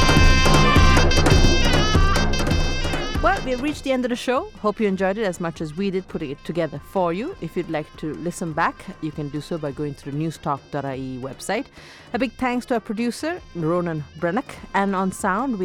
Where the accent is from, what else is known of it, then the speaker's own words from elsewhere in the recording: Sri Lanka; also born or lived in Bahrain; now in Ireland; I wore saris when I was growing up in Sri Lanka